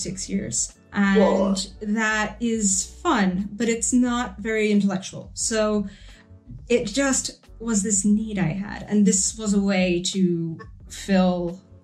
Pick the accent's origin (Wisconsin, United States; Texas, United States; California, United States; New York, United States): New York, United States; I'm from New York. I grew up here. I live here.